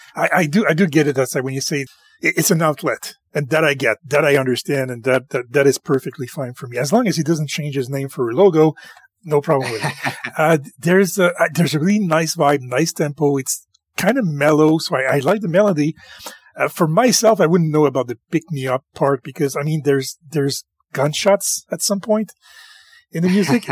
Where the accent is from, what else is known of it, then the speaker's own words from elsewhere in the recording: Canada; I am French Canadian